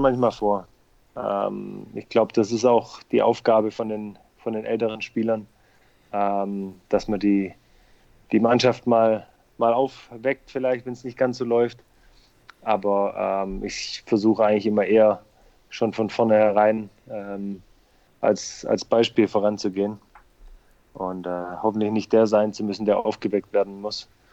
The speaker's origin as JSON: {"language": "German", "town": "Leonberg", "region": "Baden-Württemberg", "country": "Germany", "tie": "born or raised there", "also_born_or_lived": "Stuttgart / United States / South Africa / Netherlands", "moved": "as an adult", "lives_now": "Heidenheim, Germany", "said": "Ich bin ja sogar gebürtiger Stuttgarter, äh, nur aufgewachsen ja. in Leonberg"}